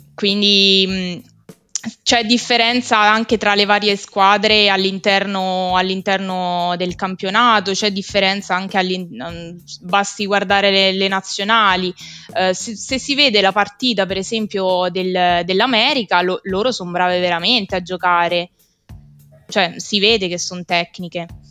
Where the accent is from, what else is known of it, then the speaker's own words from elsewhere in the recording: Rieti, Lazio, Italy; moved away as an adult; now in Fabriano, Italy; Vengo da Rieti, che è il centro geografico di, d'Italia